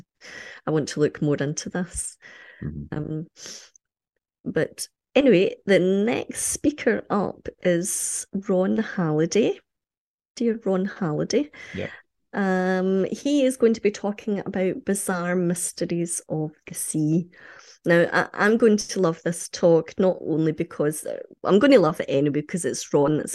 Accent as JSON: {"language": "English", "town": "Ayr", "region": "Scotland", "country": "United Kingdom", "said": "because I come from Ayr, which is on the coast, and I have very, very fond memories of being by the sea, walking on the beach"}